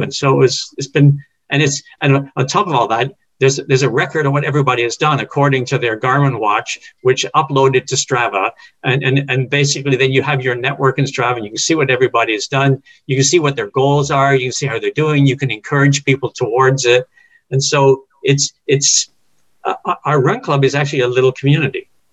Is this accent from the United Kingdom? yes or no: yes; England, United Kingdom; moved away; when I grew up in England, it's the local team